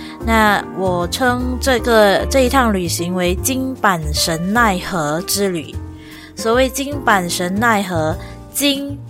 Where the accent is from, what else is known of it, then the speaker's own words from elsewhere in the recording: Malaysia; 大家好，我是来自马来西亚的…。